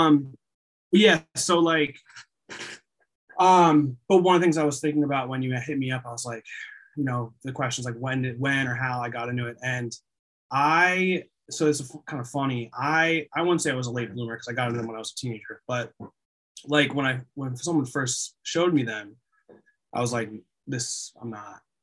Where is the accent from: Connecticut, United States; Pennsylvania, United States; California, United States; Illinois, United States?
Pennsylvania, United States; the Poconos; also born or lived in Allentown, Pennsylvania; I grew up in the Poconos but but I lived in Allentown for a while